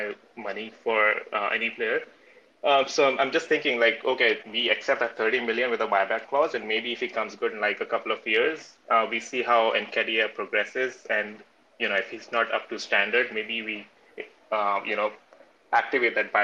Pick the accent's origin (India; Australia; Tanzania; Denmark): India; now in California, United States; I'm originally from India